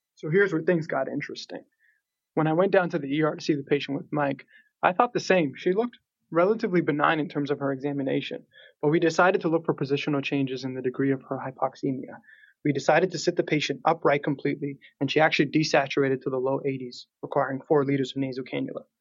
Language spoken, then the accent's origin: English; Toronto, Ontario, Canada; now in Pittsburgh, United States; I'm originally from Toronto, Canada